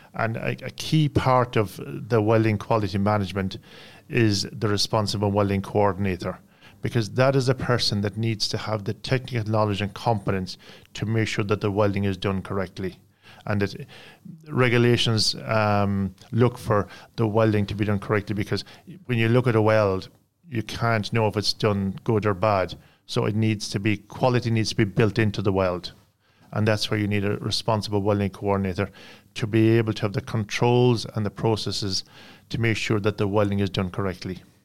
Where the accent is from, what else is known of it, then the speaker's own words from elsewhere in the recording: Ireland; I come from Ireland.